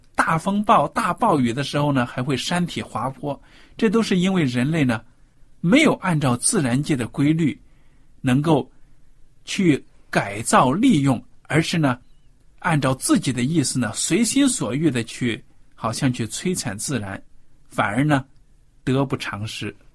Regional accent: China; 我们中国人

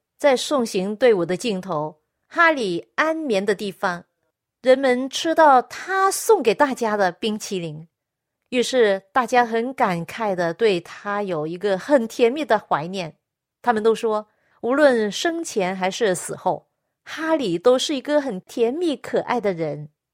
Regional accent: China; 我们中国人有一句话说

